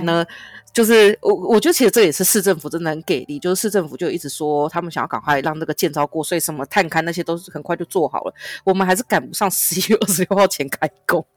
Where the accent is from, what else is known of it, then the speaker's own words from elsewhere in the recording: Yunlin County, Taiwan; 云林，云林，我的家乡果然又是一个黑道之都